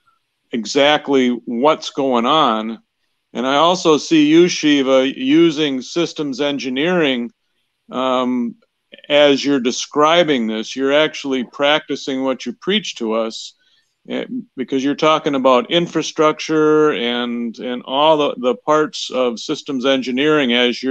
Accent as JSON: {"language": "English", "region": "Wisconsin", "country": "United States", "said": "I'm from Wisconsin"}